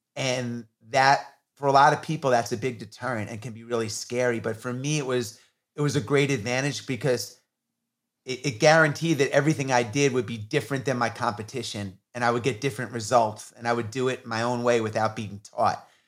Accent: New York, United States; I grew up in New York in the 80s when hip hop was coming on the scene

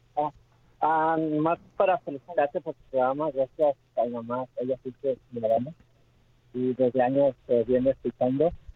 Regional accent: Nicaragua; moved away as an adult; now in United States; yo soy nicaragüense

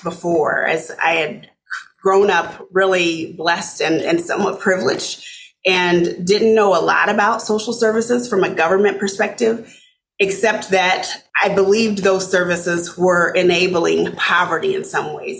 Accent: Arkansas City, Kansas, United States; moved away as an adult; also born or lived in Omaha, Nebraska; now in Minnesota, United States; I grew up in a small town uh, south of Wichita, Kansas, called Arkansas City, Kansas

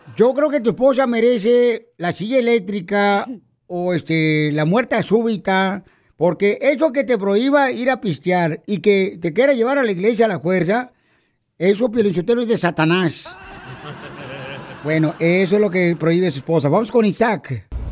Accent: Ocotlán, Jalisco, Mexico; moved away; also born or lived in Guadalajara; soy de Guadalajara, Jalisco, de Cotlán, mi tierra natal, Ocotlán

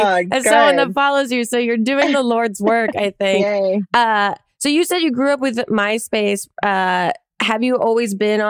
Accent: New Jersey, United States; I'm from New Jersey.

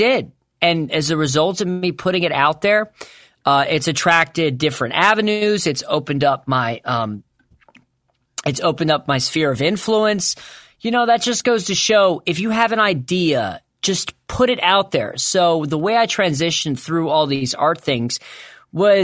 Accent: Suffolk, Virginia, United States; I grew up in Suffolk, Virginia, so it wasn't that racist.

